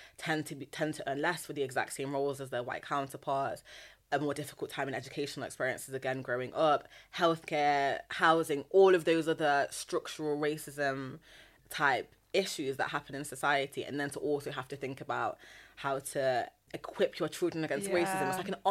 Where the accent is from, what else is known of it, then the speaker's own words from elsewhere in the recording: Nottingham, East Midlands, United Kingdom; I'm also from the Midlands. I'm from Nottingham. Yeah. I'm not from London.